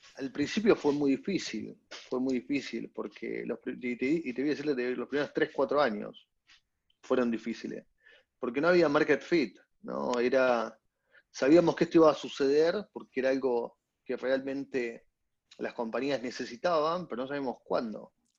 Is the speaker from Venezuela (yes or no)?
no; Córdoba, Argentina; Soy, argentino también. Claro. soy cordobés